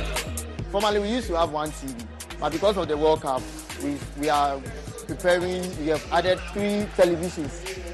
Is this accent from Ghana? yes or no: yes; Ghana; I'm a Ghanaian